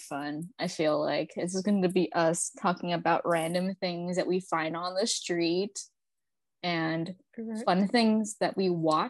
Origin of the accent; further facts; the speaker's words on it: Los Angeles, California, United States; now in Texas, United States; Disclaimer, I'm from Los Angeles and I moved to Texas